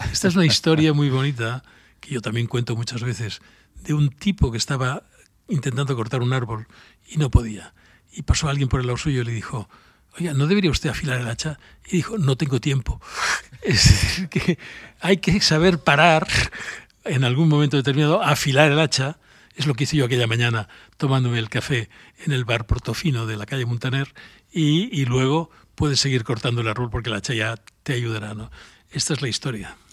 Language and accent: Spanish; Barcelona, Catalonia, Spain; yo soy de Barcelona